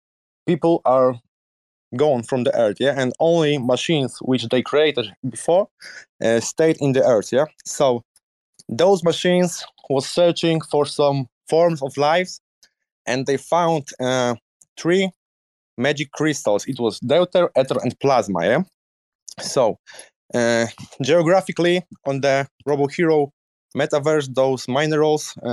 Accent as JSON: {"language": "English", "country": "Poland", "also_born_or_lived": "Netherlands", "second_language": "English", "said": "I'm 28 years old, entrepreneur from Poland"}